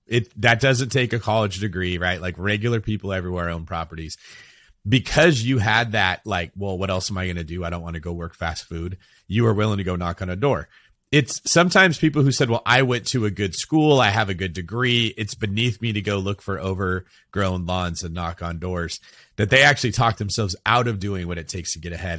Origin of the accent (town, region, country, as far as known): California, United States